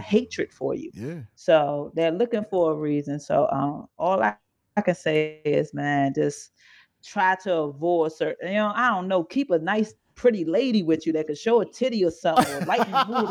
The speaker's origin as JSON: {"language": "English", "region": "Maryland", "country": "United States", "said": "I'm from Maryland"}